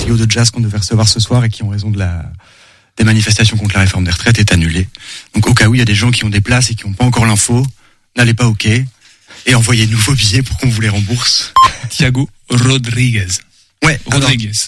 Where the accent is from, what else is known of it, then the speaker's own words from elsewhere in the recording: Lille, Hauts-de-France, France; now in Angers, France; je suis lillois et très chauvin